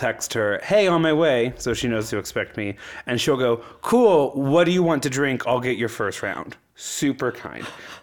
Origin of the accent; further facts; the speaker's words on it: Midwest, United States; from the Midwest